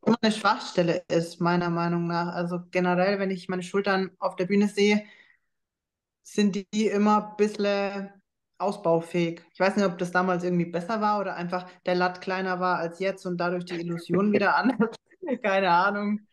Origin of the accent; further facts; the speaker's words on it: Schweinfurt, Bavaria, Germany; Ich komme ja aus Schweinfurt